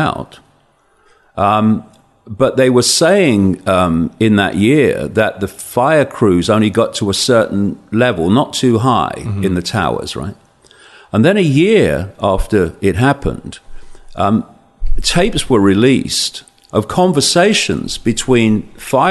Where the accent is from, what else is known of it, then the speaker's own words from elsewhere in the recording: Leicester, East Midlands, United Kingdom; I'm a bloke from Leicester